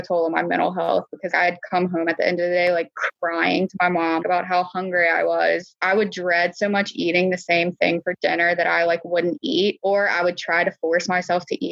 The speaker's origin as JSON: {"language": "English", "region": "the South", "country": "United States", "said": "I'm from the South"}